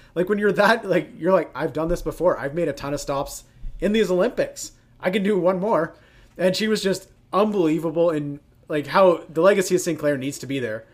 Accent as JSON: {"language": "English", "country": "Canada", "said": "as a Canadian and a Canadian soccer fan"}